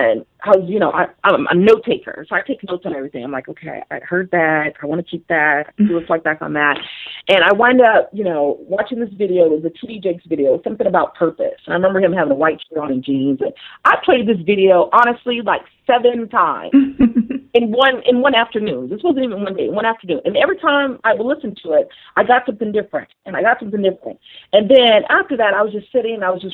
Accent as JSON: {"language": "English", "town": "Las Vegas", "region": "Nevada", "country": "United States", "tie": "born or raised there", "moved": "as an adult", "said": "I had never lived, you know, outside of Vegas, which is my hometown"}